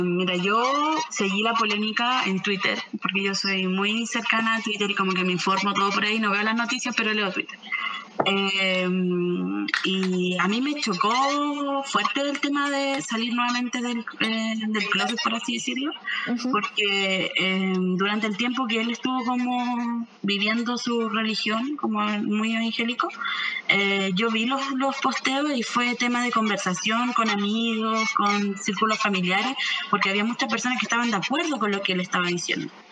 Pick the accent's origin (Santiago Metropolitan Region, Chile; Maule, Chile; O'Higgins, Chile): Santiago Metropolitan Region, Chile; Santiago; soy de Lormía, de Peñalolén, pobladora mapuche